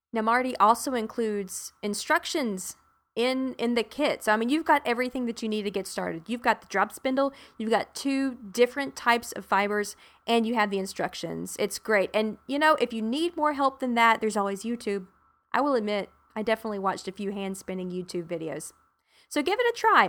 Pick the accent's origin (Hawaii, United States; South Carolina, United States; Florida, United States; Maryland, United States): South Carolina, United States; now in Arlington, Texas, United States; I'm originally from South Carolina.